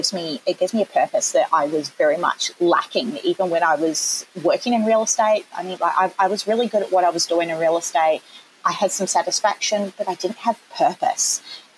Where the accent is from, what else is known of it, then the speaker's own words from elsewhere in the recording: New Zealand; accent: Kiwi; moved away as an adult; now in Australia; back in New Zealand before I moved over here, because I'm a Kiwi, which has probably come through already at some point in my accent.